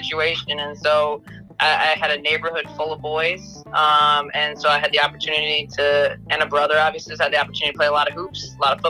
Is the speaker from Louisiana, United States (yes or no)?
no; Indianapolis, Indiana, United States; I grew up in Indianapolis, Indiana